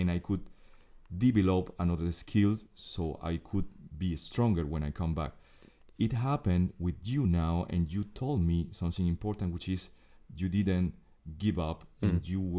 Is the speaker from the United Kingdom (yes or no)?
no; Venezuela; English is a second language; For me, Jill, sports is everything. I grew up in Venezuela